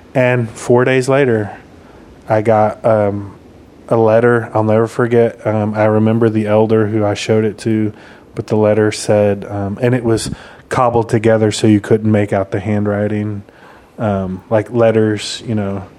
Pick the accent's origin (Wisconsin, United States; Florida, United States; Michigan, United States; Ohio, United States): Michigan, United States; moved away; where I grew up in Michigan